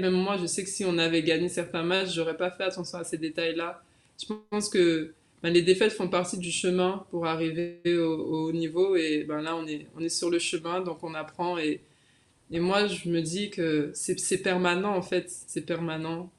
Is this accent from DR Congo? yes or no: no; Guadeloupe; also born or lived in Metropolitan France; now in France; je suis fière, en fait, de représenter la Guadeloupe